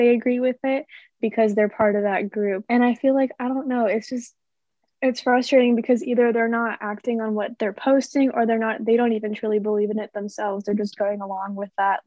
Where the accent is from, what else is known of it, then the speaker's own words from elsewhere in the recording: Phoenix, Arizona, United States; I'm from Phoenix, Arizona